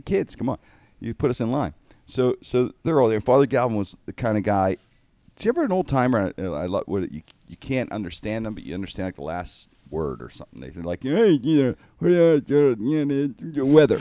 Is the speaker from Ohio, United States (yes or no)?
no; Pittsburgh, Pennsylvania, United States; It's where I grew up. Twelfth Street, I grew up in Penn Avenue rear.